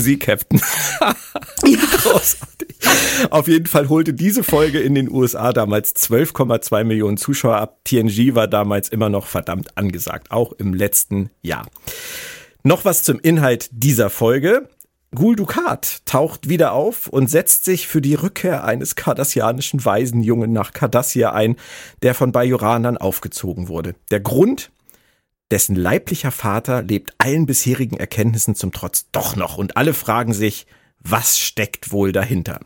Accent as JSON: {"language": "German", "region": "Berlin", "country": "Germany", "tie": "born or raised there", "said": "aus meiner Heimat Berlin"}